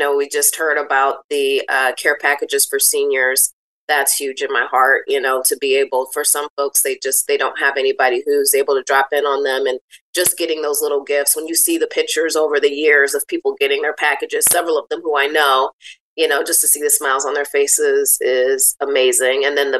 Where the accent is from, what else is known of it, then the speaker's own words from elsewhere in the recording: Benton Harbor, Michigan, United States; Well, I'm born and raised in Benton Harbor. I graduated from Lake Michigan Catholic High School back in 2001